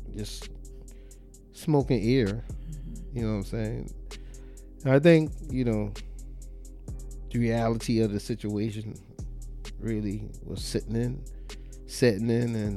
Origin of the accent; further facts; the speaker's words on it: Charleston, United States; I was from Charleston